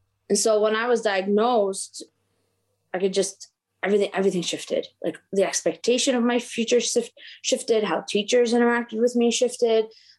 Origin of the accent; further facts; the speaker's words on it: Maryland, United States; born there; I am the child of immigrants. I was born in Maryland, and everything seemed like, you know, my parents are from Lebanon.